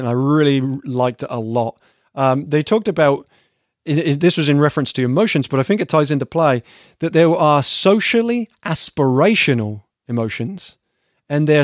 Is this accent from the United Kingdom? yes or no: yes; England, United Kingdom; moved away as an adult; now in United States; an English person coming to the States.